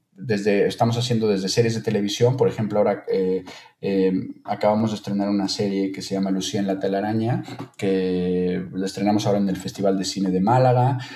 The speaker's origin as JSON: {"language": "Spanish", "country": "Mexico", "moved": "as an adult", "lives_now": "Spain", "said": "como mexicano en el extranjero"}